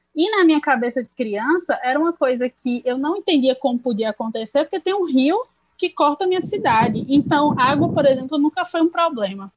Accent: Juazeiro, Bahia, Brazil; now in Petrolina, Brazil; Eu nasci em Juazeiro, a cidade vizinha

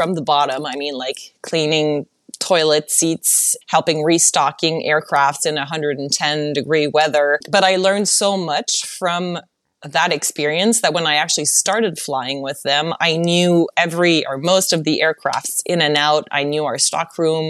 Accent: Montreal, Quebec, Canada; English is a second language; moved away as an adult; now in Los Angeles, United States; in Montreal, when at school, no one actually ever told me this

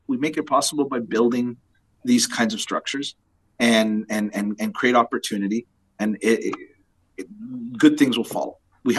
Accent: Ontario, Canada; I'm from Ontario. I know our landscape very well.

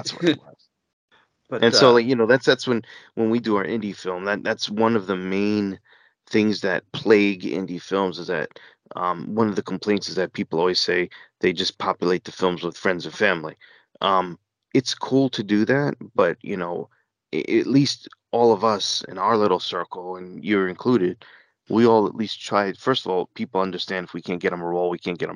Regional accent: New York, United States; I grew up in New York

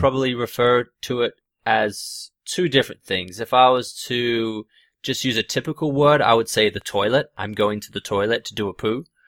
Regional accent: Australia; growing up in Australia

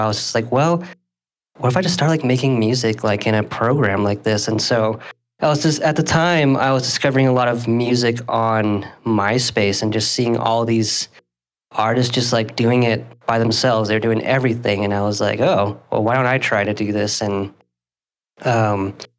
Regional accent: Salt Lake City, Utah, United States; also born or lived in Ventura, California; I currently reside in Salt Lake City. I've been out in Utah for most of my life, but originally I'm from Ventura, California

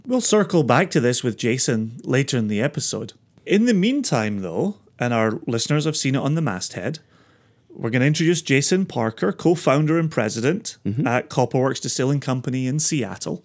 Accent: Scotland, United Kingdom; I'm Scottish

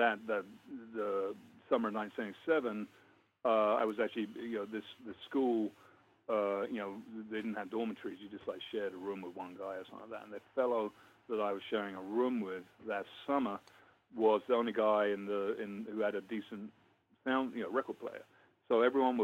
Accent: London, United Kingdom; moved away as an adult; also born or lived in Letchworth, Hertfordshire / Kentish Town, London; now in United States; I grew up in North London, Crouch End, Muscle Hill.

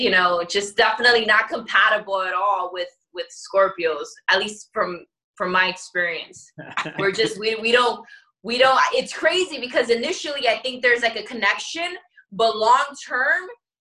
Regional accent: New York, United States; we're from New York

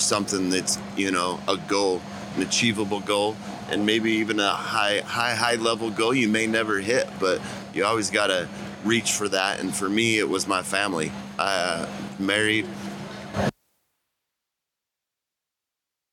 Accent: South Jordan, Utah, United States; I'm from South Jordan, Utah

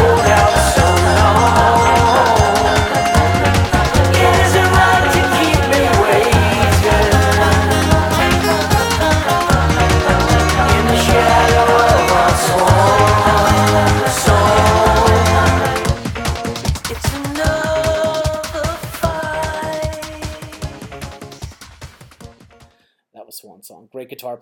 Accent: Midwest, United States; I grew up in the Midwest

